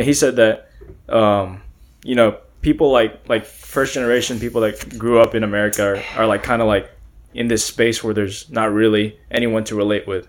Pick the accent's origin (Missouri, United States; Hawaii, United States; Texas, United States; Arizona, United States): Texas, United States; Beaumont; I was born here. I was born in Beaumont, Texas.